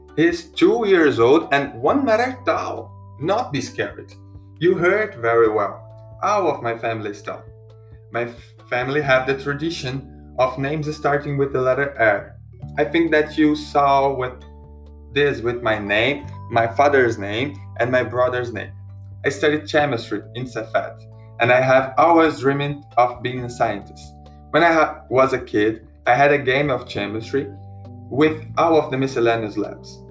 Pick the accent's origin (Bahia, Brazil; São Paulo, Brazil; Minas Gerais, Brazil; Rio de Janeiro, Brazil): Minas Gerais, Brazil; Timóteo; English is a second language; I was born in Timóteo and I live there